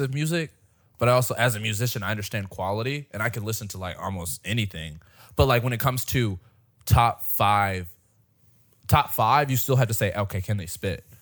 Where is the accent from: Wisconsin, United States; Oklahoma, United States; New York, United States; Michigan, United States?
Michigan, United States; Detroit; now in Fort Worth, United States; in Michigan, we had the M M E, 'cause I'm from Detroit.